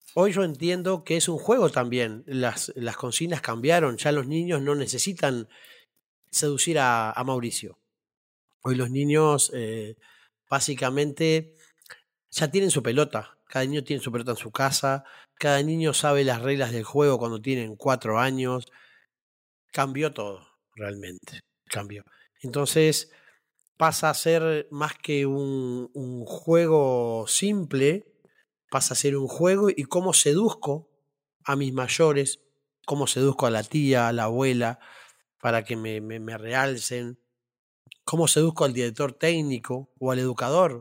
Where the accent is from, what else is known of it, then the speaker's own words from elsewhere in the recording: Las Piedras, Canelones, Uruguay; mi barrio hermoso de Las Piedras, donde yo nací y me crié